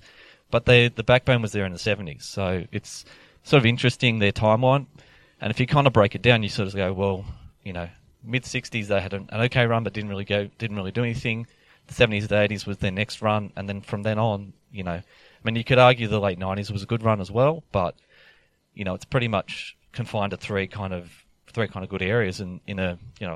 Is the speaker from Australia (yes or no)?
yes; Parramatta, New South Wales, Australia; I grew up in Parramatta area.